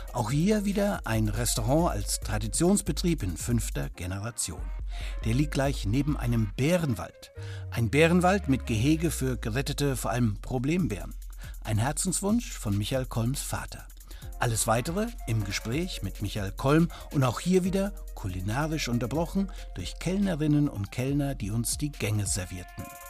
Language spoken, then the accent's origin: German; Germany; bei uns in Deutschland